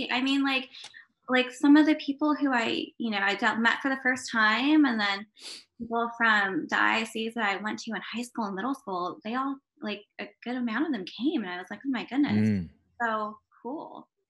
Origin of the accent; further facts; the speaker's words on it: Washington, District of Columbia, United States; growing up in Washington, D.C.